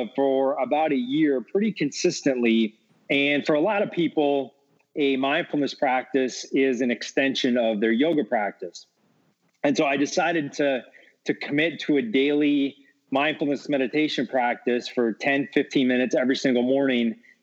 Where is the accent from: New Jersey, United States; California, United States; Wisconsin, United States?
Wisconsin, United States; moved away as an adult; now in Los Angeles, United States; Growing up in Wisconsin